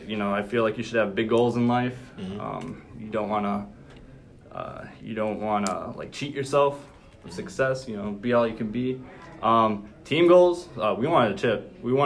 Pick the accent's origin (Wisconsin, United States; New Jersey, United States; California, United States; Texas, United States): Wisconsin, United States